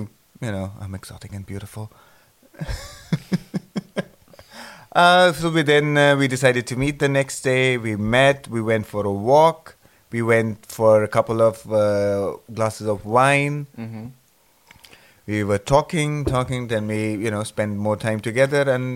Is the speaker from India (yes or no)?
yes; Amritsar, Punjab, India; moved away; I grew up in Amritsar, first born